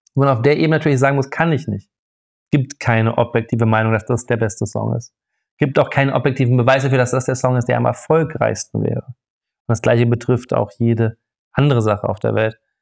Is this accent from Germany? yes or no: yes; Freiburg, Baden-Württemberg, Germany; ich bin im Schwarzwald aufgewachsen, ähm, also in Freiburg